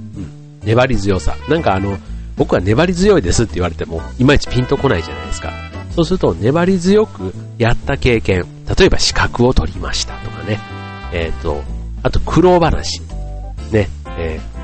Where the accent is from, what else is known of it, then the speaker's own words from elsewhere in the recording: Kansai, Japan; 僕も関西人